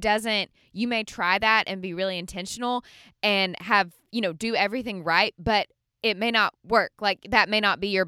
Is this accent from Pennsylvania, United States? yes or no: no; Birmingham, Alabama, United States; moved away as an adult; now in Nashville, United States; I'm from Birmingham, grew up in Birmingham, went to Samford University in Birmingham